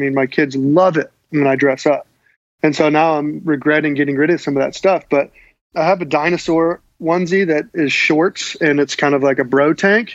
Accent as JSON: {"language": "English", "town": "Fresno", "region": "California", "country": "United States", "tie": "born or raised there", "said": "I grew up in Central California, Fresno"}